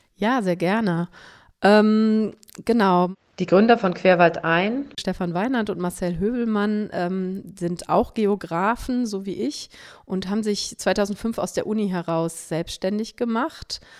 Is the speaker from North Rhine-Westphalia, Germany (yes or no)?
yes; Cologne, North Rhine-Westphalia, Germany; ich bin am Rande von Köln aufgewachsen, im suburbanen Raum kann man es sagen